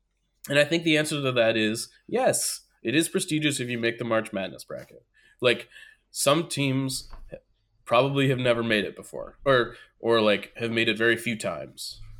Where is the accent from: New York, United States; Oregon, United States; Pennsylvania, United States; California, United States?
New York, United States; Syracuse; Look, man, I'm from Syracuse.